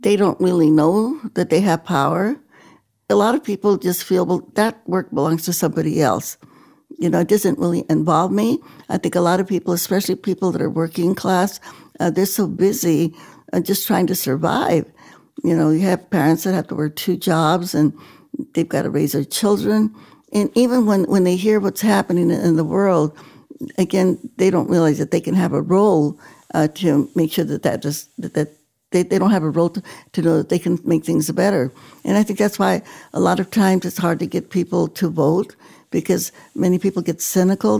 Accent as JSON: {"language": "English", "town": "Stockton", "region": "California", "country": "United States", "tie": "born or raised there", "said": "in my hometown of Stockton, California"}